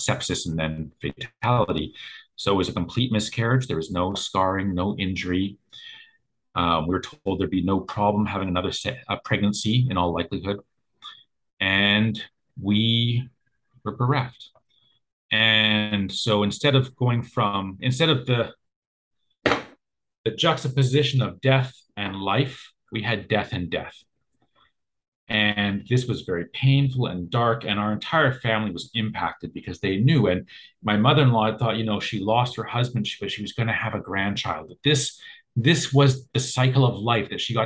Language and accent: English; Canada; I'm Canadian